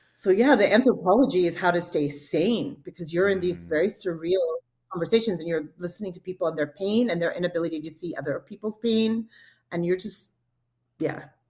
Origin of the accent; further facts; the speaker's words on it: Texas, United States; moved away; also born or lived in Jordan; i'm from texas